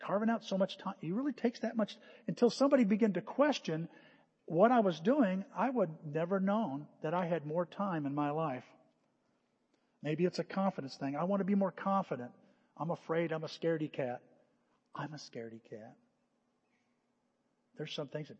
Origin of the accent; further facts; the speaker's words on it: United States; We're an American. A lot of American in us